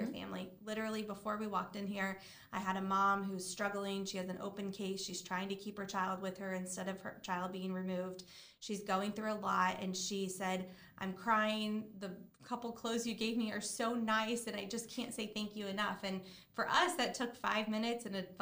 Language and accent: English; Midwest, United States; moved away as an adult; now in South Florida, United States; I grew up in the Midwest, but I've lived here since 2009